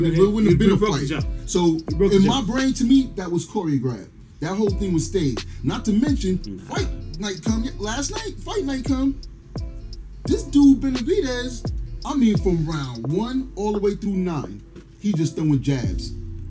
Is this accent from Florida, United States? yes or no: no; New York City, New York, United States; I'm from Brooklyn, boy.